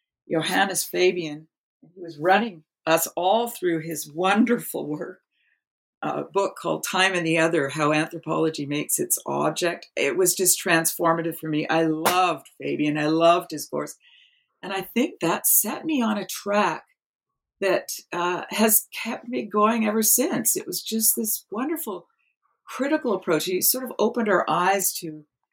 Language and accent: English; East Coast of Canada, Canada; moved away as an adult; also born or lived in Toronto; now in British Columbia, Canada; growing up in the East Coast of Canada